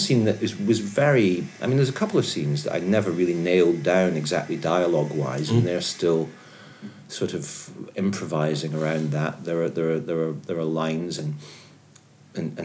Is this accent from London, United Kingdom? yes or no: no; Edinburgh, Scotland, United Kingdom; born or raised there; also born or lived in Aberdeen